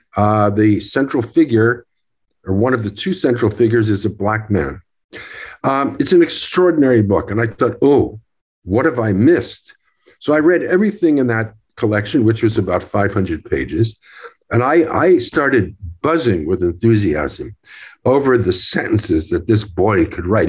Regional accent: Newark, New Jersey, United States; I was born in Newark, New Jersey.

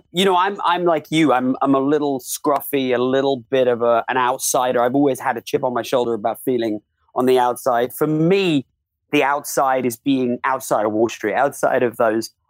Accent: United Kingdom; now in United States; I'm a Brit, but I'm live more time in America

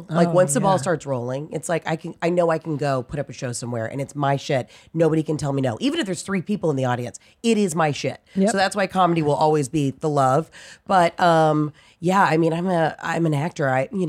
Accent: Atlanta, Georgia, United States; moved away as an adult; also born or lived in Mississippi / New York / Los Angeles; I grew up in Atlanta.

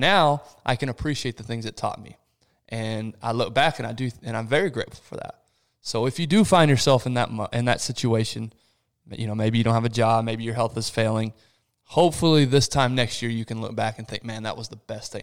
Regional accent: Rio de Janeiro, Brazil; moved away; I was born in Rio de Janeiro, Brazil, which is one of the biggest cities in the world

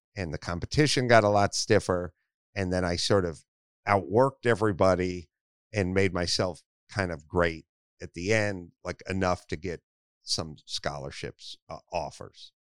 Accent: Los Angeles, California, United States; I grew up in North Hollywood

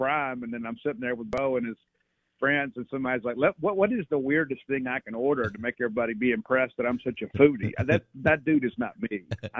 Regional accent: South Mississippi, United States; I'm from South Mississippi.

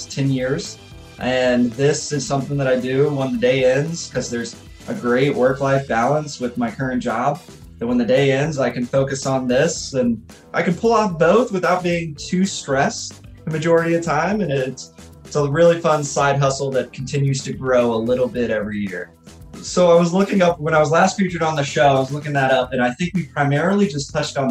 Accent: Alaska, United States; now in Cookeville, United States; being a hockey player growing up in Alaska

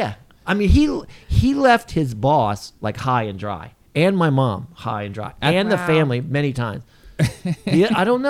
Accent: Japan; moved away; when we grew up in Japan, we were always in earthquakes in Japan all the time.

